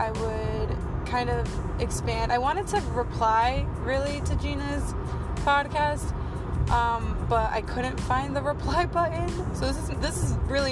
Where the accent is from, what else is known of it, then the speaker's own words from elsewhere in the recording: New Jersey, United States; accent: Jersey; My Jersey accent just came out